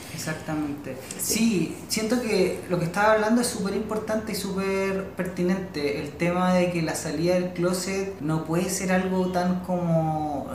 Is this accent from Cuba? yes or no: no; Chile; tenemos aquí como sociedad chilena